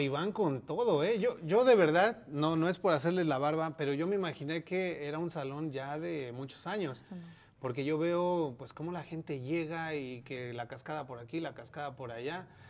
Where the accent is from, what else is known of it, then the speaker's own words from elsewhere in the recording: Mexico; now in United States; eso yo creo que no es parte de nuestra cultura como mexicanos